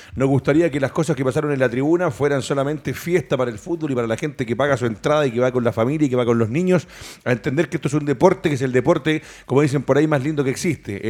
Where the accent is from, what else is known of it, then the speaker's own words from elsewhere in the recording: Chile; nosotros como los chilenos